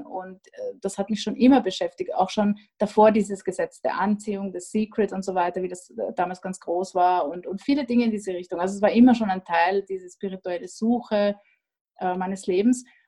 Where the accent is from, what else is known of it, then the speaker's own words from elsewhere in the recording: Austria; now in Vienna, Austria; ich bin Österreicherin